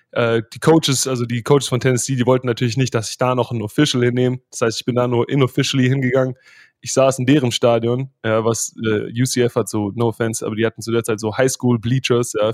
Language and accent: German; Germany; accent: German; Äh, die Jungs haben zwar immer mit meinem deutschen Akzent so ein bisschen gehadert